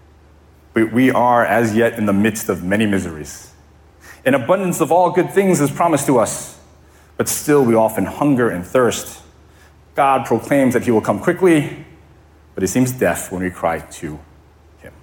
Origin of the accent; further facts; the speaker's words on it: Connecticut, United States; now in Hawaii, United States; I grew up in Connecticut, as many of you know, which is very different than living and growing up in Hawaii.